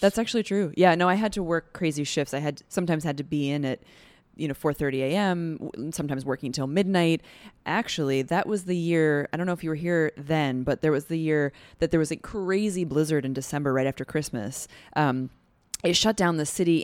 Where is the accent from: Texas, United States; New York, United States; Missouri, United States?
New York, United States; Adirondacks, upstate; moved away as an adult; now in New York City, United States; from upstate Adirondacks region.